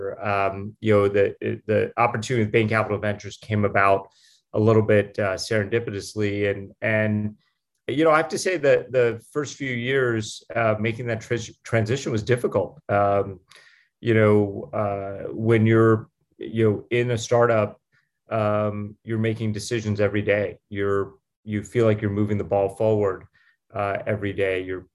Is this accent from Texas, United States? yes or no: no; Pittsburgh, Pennsylvania, United States; moved away as an adult; also born or lived in Stanford, California; I grew up in Pittsburgh, Pennsylvania. My parents were immigrants, and I moved there when I was a year old